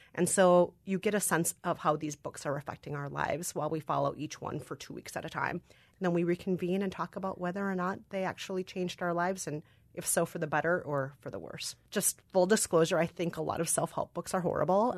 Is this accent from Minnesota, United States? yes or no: yes; Minnesota, United States; accent: Minnesotan; I am a Korean adoptee, Minnesotan-raised with Irish and German culture